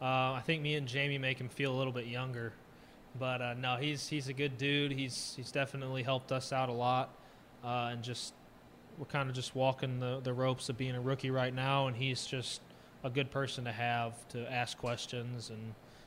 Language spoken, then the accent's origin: English; St. Louis, Missouri, United States; because when the Rams were in St. Louis, I'm from St. Louis, Greg used to help me kick.